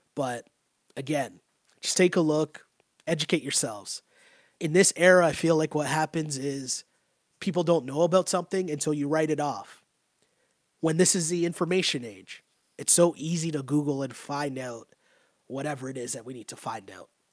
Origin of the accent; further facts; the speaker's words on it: Toronto, Ontario, Canada; I grew up in Toronto.